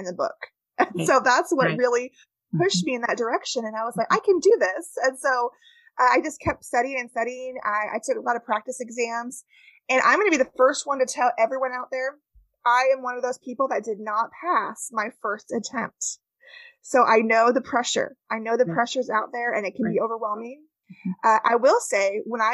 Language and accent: English; California, United States; moved away; I am from California originally, and that's where I grew up.